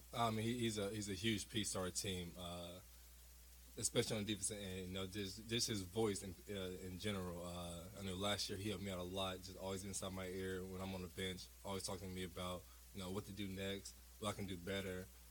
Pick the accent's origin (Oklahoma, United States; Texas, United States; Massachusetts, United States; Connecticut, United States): Oklahoma, United States; Tulsa; I came from Tulsa.